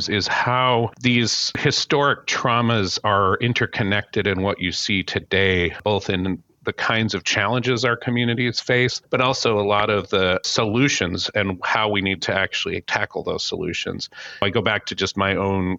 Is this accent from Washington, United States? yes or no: yes; Seattle, Washington, United States; I grew up in the Seattle area where my family still is